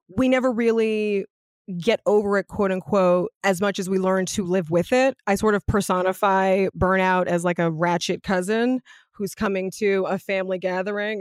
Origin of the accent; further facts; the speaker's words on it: Los Angeles, California, United States; also born or lived in Ladera Heights, Los Angeles; I grew up in Venice in the nineties, before my parents moved to Ladera Heights